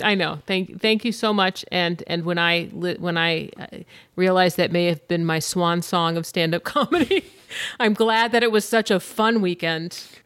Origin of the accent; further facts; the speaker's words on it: Grantsburg, Wisconsin, United States; moved away as an adult; also born or lived in Orange County, California / Los Angeles; I am actually from northwestern Wisconsin, and I'm from Grantsburg, Wisconsin. That's where I went to high school.